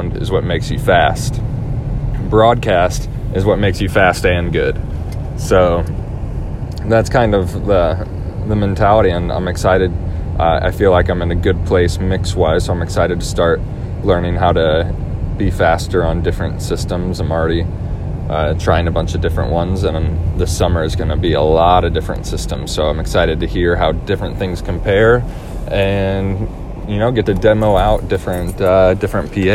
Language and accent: English; St. Louis, Missouri, United States; Locally in my hometown, I am mixing at a few different places. I'm doing a church this weekend